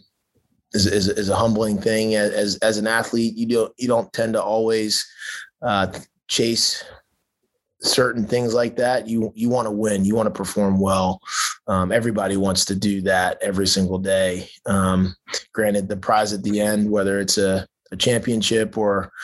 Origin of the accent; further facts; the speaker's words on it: Baltimore, Maryland, United States; also born or lived in Southern California; now in Texas, United States; growing up in Baltimore